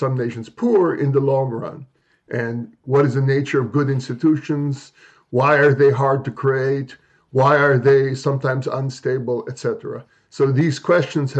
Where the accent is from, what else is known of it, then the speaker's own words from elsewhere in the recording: Philippines; moved away as an adult; now in United States; I grew up in the Philippines during the martial law era under Marcos